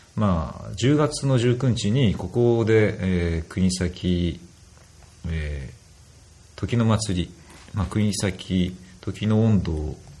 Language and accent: Japanese; Kunisaki Peninsula, Oita, Japan; 自分の生まれたその国東半島